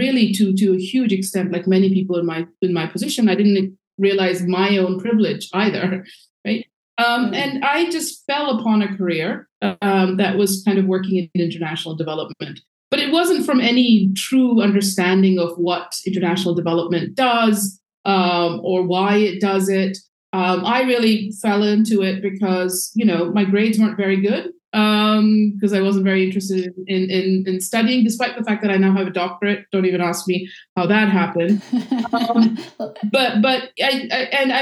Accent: Pakistan; moved away; So I was born and raised and educated in Pakistan. That's where I'm from.

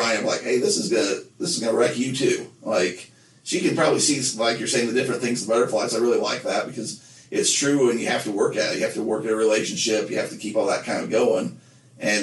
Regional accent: Nephi, Utah, United States; growing up in Nephi, the closest McDonald's to us was, you know, a 20-minute drive to Payson

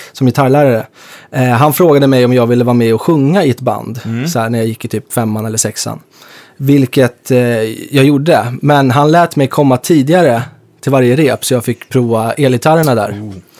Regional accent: Stockholm, Stockholm County, Sweden; jag är från norra Stockholm

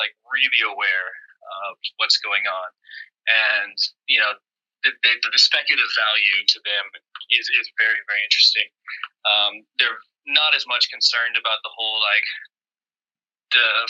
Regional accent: United States; now in China; I'm American

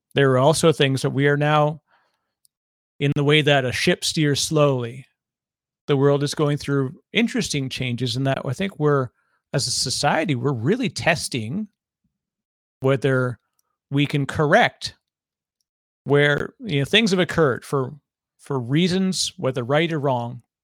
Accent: Toronto, Ontario, Canada; I'm from Toronto

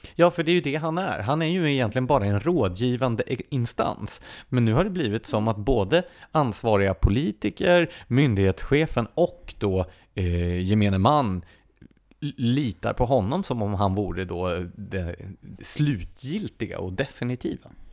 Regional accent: Gävle, Gävleborg County, Sweden; Jag är född och uppvuxen i Gävle

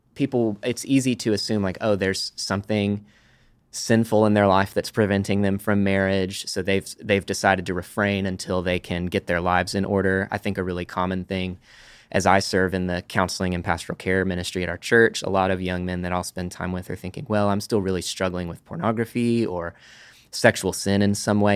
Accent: Amarillo, Texas, United States; moved away as an adult; now in Dallas, United States; I am from Amarillo, Texas uh, lived there third grade through high school. Moved to Dallas

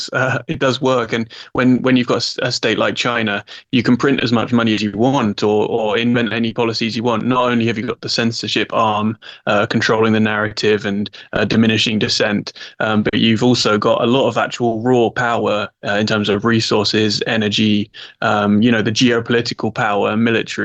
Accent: England, United Kingdom; I'm English in my soul

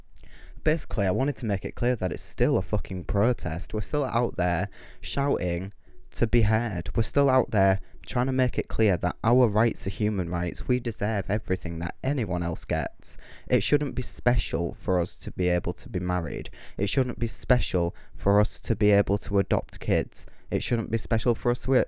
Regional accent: Kingston upon Hull, Yorkshire and the Humber, United Kingdom; I'm from Kingston-upon-Hull and I'm a rapping drag queen

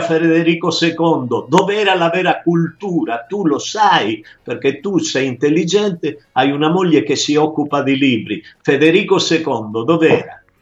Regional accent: Taurianova, Calabria, Italy; moved away; io quando cantavo da piccolo, insieme anche a Mimi Bertè, mi, la mia finestra dava sulla, sul loro giardino meraviglioso degli Zerbi, sulla via principale di Taurianova

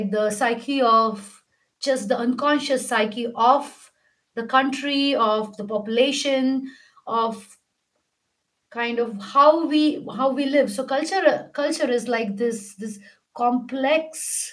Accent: India; I'm Indian

